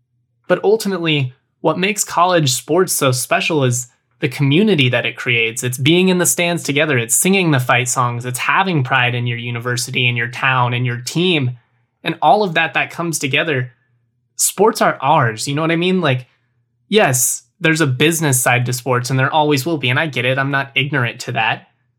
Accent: United States; I'm American.

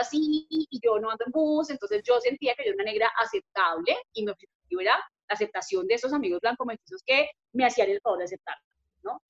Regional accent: Bogotá, Colombia; yo nací en Bogotá, crecí aquí

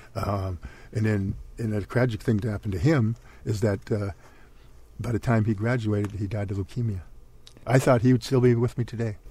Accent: Princeton, Minnesota, United States; my hometown is in Princeton, Minnesota

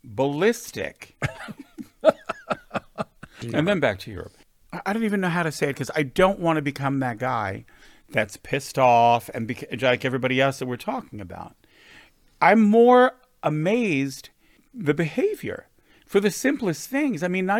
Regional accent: West Hollywood, California, United States; Listen, we live in West Hollywood. We grew up here in West Hollywood.

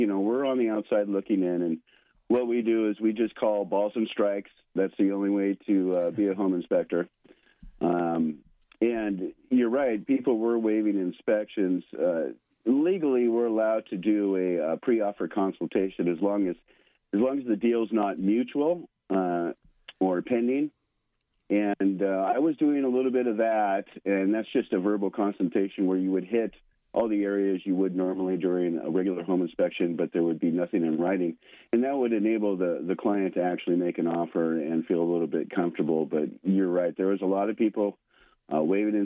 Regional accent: Spokane, Washington, United States; originally I'm from the Spokane area, and that's where I was raised

